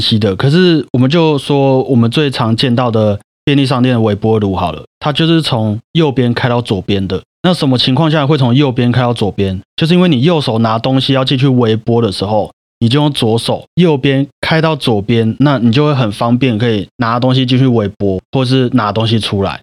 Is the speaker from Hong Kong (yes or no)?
no; Taiwan; 我们台湾人就是一个很贴心的民族嘛